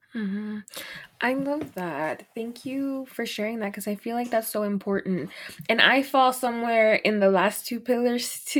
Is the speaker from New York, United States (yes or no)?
no; Dallas, Texas, United States; also born or lived in Los Angeles; I'm from Dallas